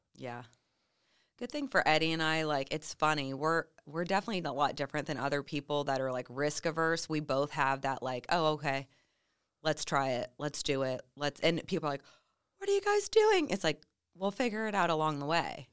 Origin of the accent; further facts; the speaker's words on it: Midwest, United States; moved away; I was raised in the Midwest